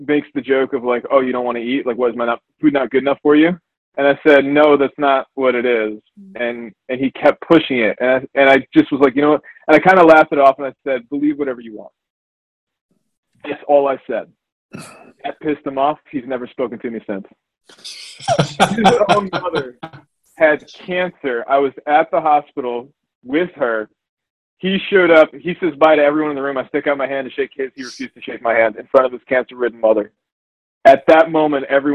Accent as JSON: {"language": "English", "country": "United States", "said": "I'm the American"}